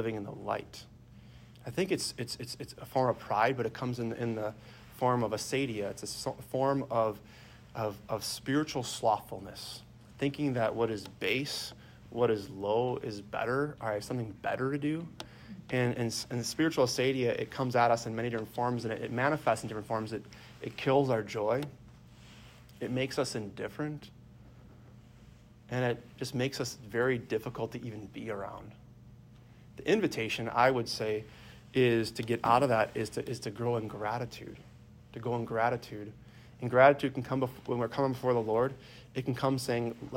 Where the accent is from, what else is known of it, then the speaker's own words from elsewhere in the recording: Sheboygan, Wisconsin, United States; I'm from Sheboygan originally.